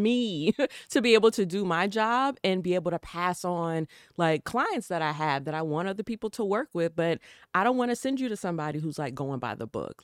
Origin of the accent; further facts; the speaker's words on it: the South, United States; I come from the South, my mama and my daddy, you know, and raised me in a particular way